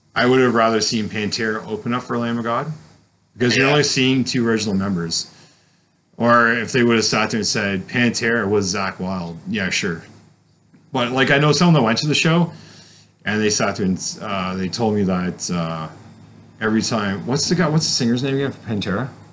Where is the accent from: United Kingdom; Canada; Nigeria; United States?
Canada; Caledon, Ontario; also born or lived in New Brunswick; growing up in Caledon